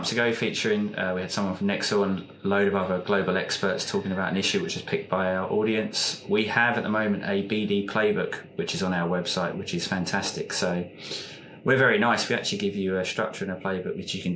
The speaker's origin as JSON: {"language": "English", "region": "England", "country": "United Kingdom", "moved": "yes", "lives_now": "New Zealand", "said": "Being English originally"}